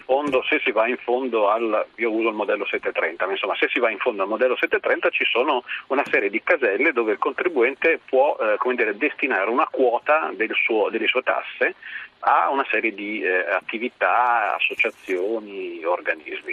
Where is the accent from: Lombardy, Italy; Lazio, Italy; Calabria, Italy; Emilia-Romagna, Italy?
Emilia-Romagna, Italy; Parma; sono di Parma.